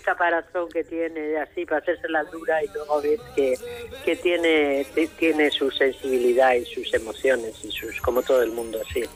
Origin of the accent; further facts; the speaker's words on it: Madrid, Community of Madrid, Spain; moved away as an adult; also born or lived in León / Almería; yo nací en Madrid